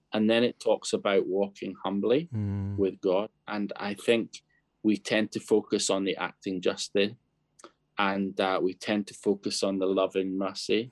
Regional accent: Scotland, United Kingdom; also born or lived in Bangladesh / Kenya / Zambia; now in London, United Kingdom; I grew up in Scotland

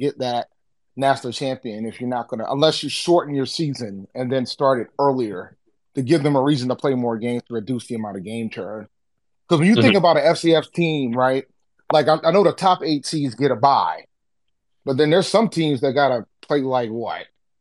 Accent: South Carolina, United States; now in New England, United States; I live in New England, but I'm originally from South Carolina.

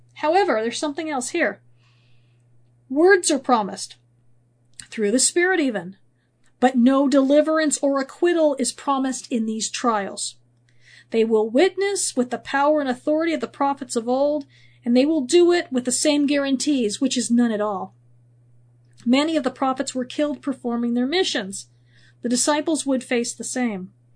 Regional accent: California, United States; moved away; also born or lived in Missouri; I grew up in California, and I went through several earthquakes

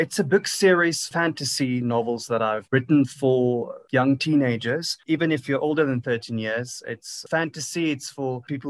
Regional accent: South Africa; I'm an artist from South Africa.

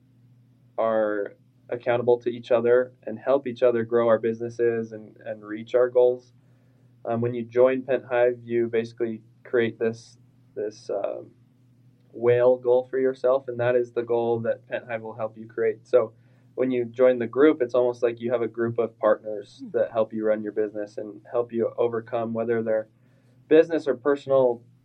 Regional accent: South Jordan, Utah, United States; also born or lived in Lehi, Utah; I grew up in South Jordan.

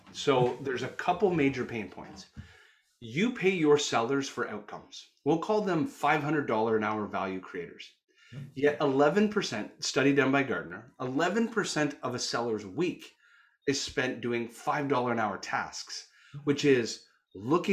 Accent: Canada; accent: Canuck; also born or lived in Toronto, Canada; my Canuck accent

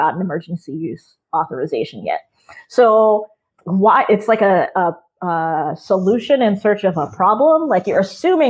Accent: Maryland, United States; now in Massachusetts, United States; Maryland is actually my home state. I've lived in Massachusetts for a really long time now, but I grew up in Maryland.

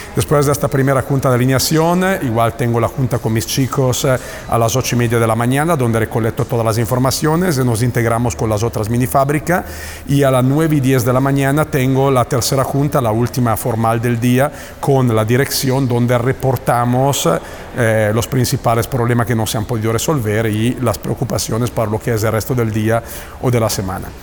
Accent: Italy; Spanish is a second language; moved away as an adult; now in Mexico; yo soy italiano, yo, estoy en México desde hace el 2005

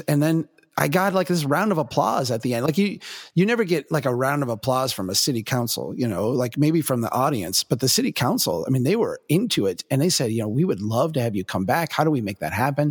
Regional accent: Minnesota, United States; I'm from Minnesota

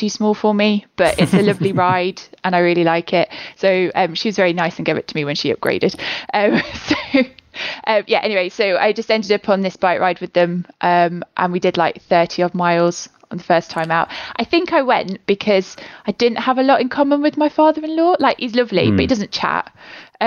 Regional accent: Leicester, East Midlands, United Kingdom; moved away as an adult; also born or lived in Nottingham; now in Newcastle, United Kingdom; I'm from Leicester originally.

